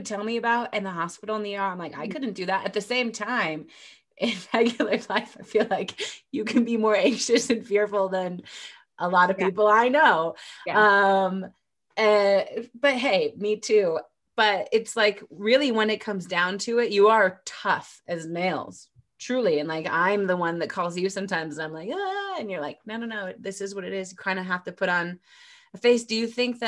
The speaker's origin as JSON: {"language": "English", "country": "United States", "said": "I'm an American"}